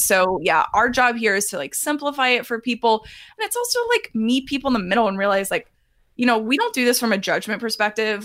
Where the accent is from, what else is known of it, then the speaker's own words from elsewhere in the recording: Texas, United States; I'm from Texas